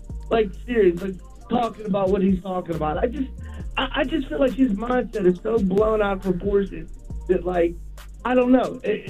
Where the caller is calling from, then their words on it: Pittsburgh, Pennsylvania, United States; I'm calling from the Berg, Pittsburgh.